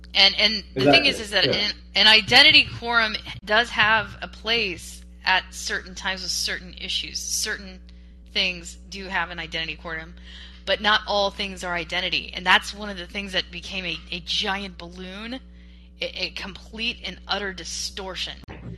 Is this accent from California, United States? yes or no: no; Washington, United States; I came from Western Washington, where they had it.